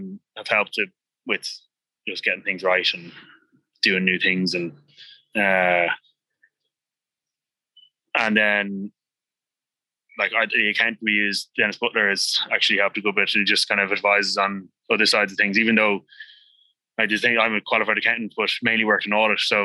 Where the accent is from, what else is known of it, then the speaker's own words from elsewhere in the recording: Dublin, Leinster, Ireland; I grew up on the Strand